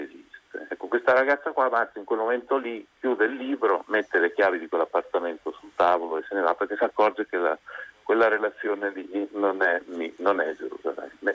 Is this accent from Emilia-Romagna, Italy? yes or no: yes; Parma, Emilia-Romagna, Italy; moved away as an adult; now in Bologna, Italy; sono nato a Parma e abito a Bologna ormai da vent'anni